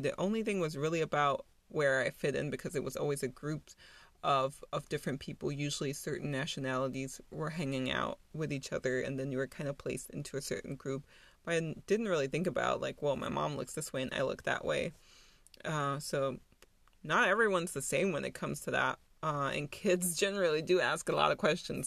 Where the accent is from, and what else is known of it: Germany; born or raised there; moved away as an adult; also born or lived in New York